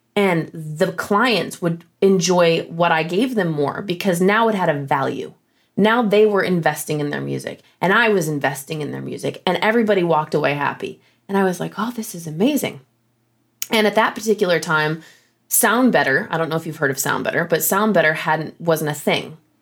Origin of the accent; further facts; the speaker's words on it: Flint, Michigan, United States; moved away as an adult; also born or lived in Boston / Nashville; I grew up in Michigan, grew up in Flint, Michigan, and then I moved to Boston